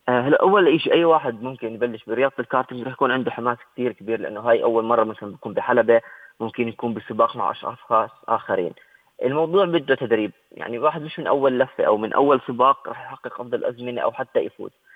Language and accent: Arabic; Jordan; احنا عندنا بالاردن